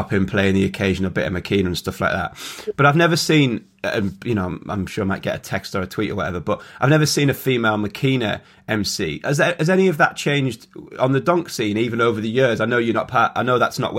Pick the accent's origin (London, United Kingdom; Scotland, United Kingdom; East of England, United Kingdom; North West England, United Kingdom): North West England, United Kingdom; Carlisle; I grew up in Carlisle